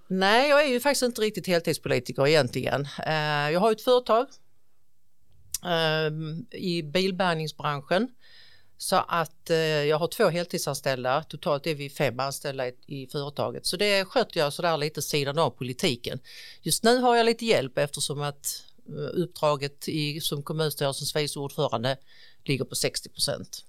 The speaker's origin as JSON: {"language": "Swedish", "town": "Ausås", "region": "Skåne", "country": "Sweden", "tie": "born or raised there", "said": "jag är faktiskt född och uppvuxen här i kommunen i en liten, liten by som heter Ausås"}